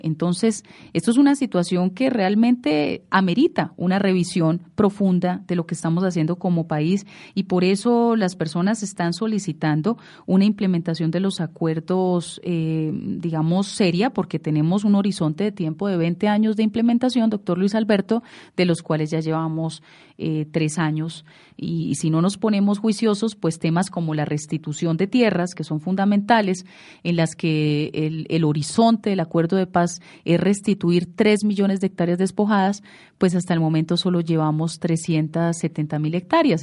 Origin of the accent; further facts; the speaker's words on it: Colombia; estamos perdiendo todos como colombianos, como nación